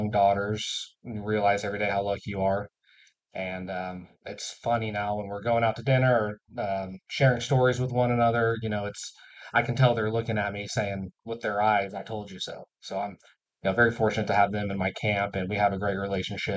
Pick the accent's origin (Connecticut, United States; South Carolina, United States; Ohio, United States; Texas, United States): Texas, United States; Plano; also born or lived in Tulsa, Oklahoma; my parents moved to DFW for work when I was still young. So I grew up in Plano